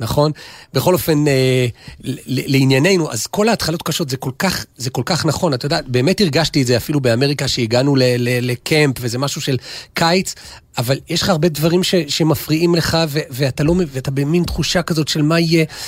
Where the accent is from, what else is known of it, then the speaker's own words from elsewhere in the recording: Jerusalem, Jerusalem District, Israel; בשבילי כירושלמי